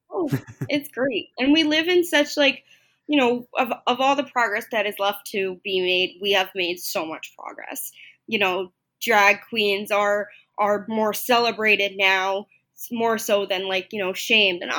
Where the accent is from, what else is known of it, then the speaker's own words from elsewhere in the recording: Long Island, New York, United States; I grew up on Long Island, not too far from the Stony Brook area